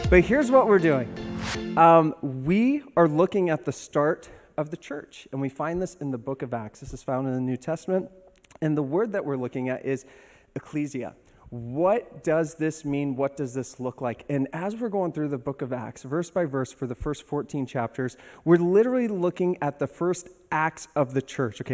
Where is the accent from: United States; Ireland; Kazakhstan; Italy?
United States; Los Angeles, California; moved away; I'm originally from Hollywood, California